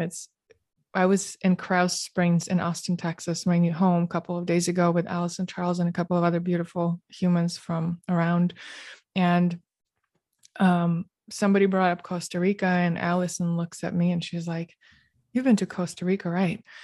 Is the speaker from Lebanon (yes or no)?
no; Moscow, Russia; also born or lived in Canberra, Australia; growing up in Moscow